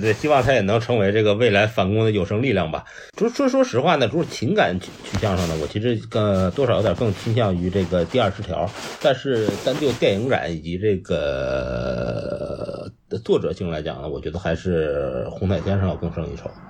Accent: Northeast China, China; accent: Northeastern Mandarin; 我们东北人讲东北话讲叫很有老主意

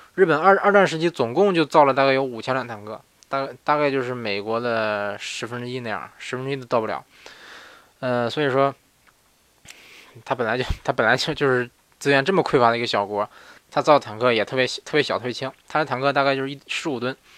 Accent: northern China, China; moved away as an adult; now in Japan; 我也是北方人。呃，我，我在国内长这么大，我在国内长，长这么大，在国内过了二，二，二十多年吧

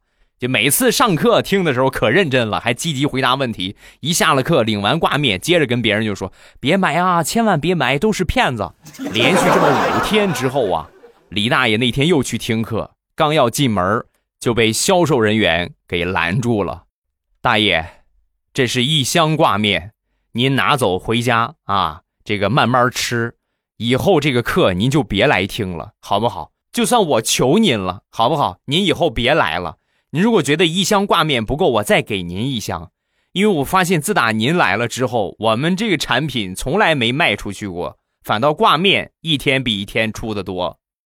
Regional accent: Rizhao, Shandong, China; 在山东，在我的家乡日照

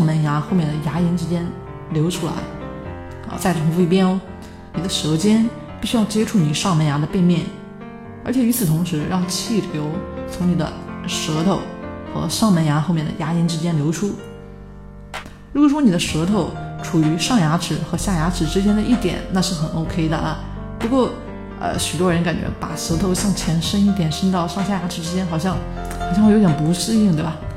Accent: China; 我们中国人

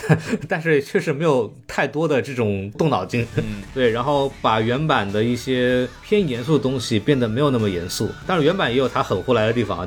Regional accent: China; 我们中国人

